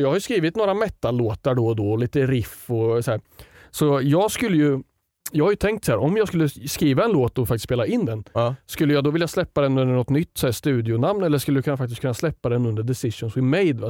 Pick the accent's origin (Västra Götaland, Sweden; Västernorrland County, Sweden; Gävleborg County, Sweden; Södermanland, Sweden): Västernorrland County, Sweden; Sundsvall; Jag växte upp i Sundsvall